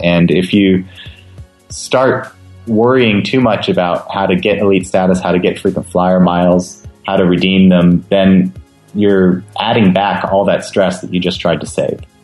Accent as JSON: {"language": "English", "region": "West Coast", "country": "United States", "tie": "born or raised there", "said": "I've been to Hawaii many times growing up on the West Coast"}